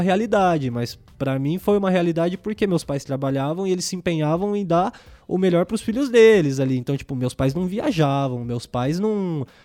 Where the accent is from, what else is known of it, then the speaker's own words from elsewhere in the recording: Diadema, São Paulo, Brazil; now in São Bernardo do Campo, Brazil; passei minha infância toda no Eldorado, Inamar, Jardim, é, Casagrande, é, Caema, que eu tenho família